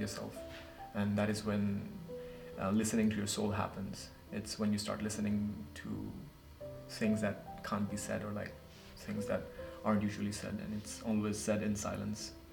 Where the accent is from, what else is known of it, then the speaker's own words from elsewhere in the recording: Nepal; moved away; from Nepal.